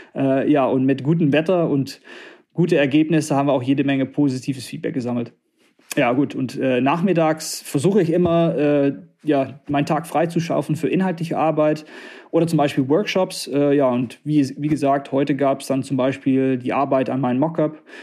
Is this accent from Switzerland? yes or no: no; Netherlands; also born or lived in southern Germany; now in Harsewinkel, Germany; als Niederländer